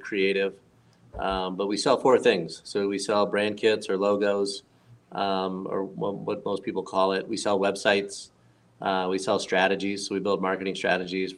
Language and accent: English; Florida, United States; moved away as an adult; also born or lived in Arizona; I was born and raised in Florida